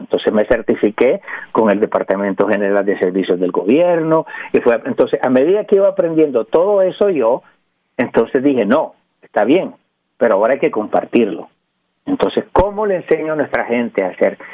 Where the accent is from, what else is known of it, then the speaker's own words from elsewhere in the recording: New York, United States; also born or lived in Nicaragua / Puerto Rico; now in California, United States; Soy nicaragüense por gracia de Dios. Este, me crié en Nueva York, viví en Puerto Rico